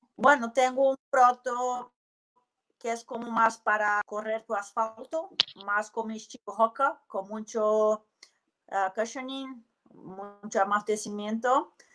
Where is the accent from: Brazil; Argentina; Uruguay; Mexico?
Brazil; Belo Horizonte, Minas Gerais; Spanish is a second language; moved away; also born or lived in New Zealand / Spain; Soy de Belo Horizonte